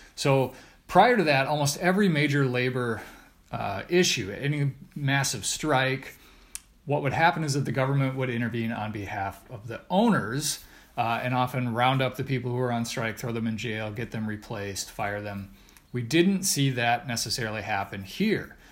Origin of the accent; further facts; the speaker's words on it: Redfield, South Dakota, United States; I grew up in Redfield, South Dakota